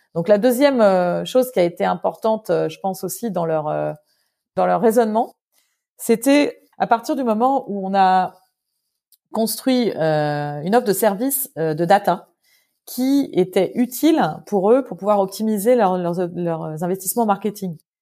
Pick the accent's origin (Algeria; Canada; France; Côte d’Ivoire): France; moved away as an adult; also born or lived in London; je suis française à 100%